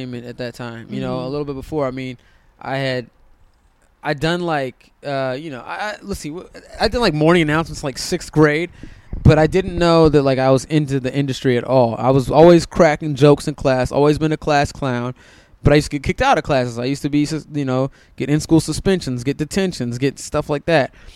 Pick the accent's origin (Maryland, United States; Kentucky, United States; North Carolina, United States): Maryland, United States; Silver Spring; moved away as an adult; also born or lived in Hyattsville, Maryland; now in Los Angeles, United States; I grew up in Silver Spring, Maryland